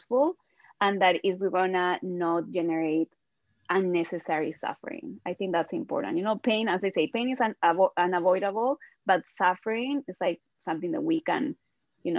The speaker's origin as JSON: {"language": "English", "country": "Peru", "said": "I'm from Peru"}